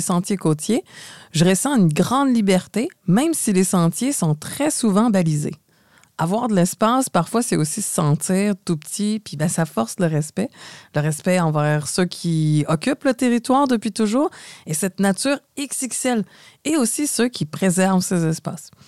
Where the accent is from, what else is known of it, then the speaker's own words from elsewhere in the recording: Montreal, Quebec, Canada; Vous entendez mon accent. Je suis de Montréal